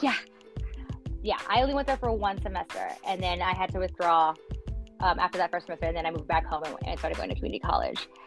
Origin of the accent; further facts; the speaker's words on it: Los Angeles, California, United States; also born or lived in Pico Rivera; born and raised